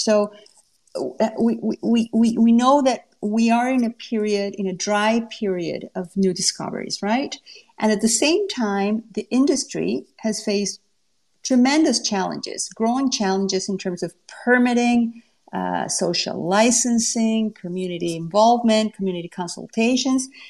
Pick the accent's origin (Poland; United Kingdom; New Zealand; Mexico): Mexico; moved away as an adult; now in Canada; I'm from Mexico.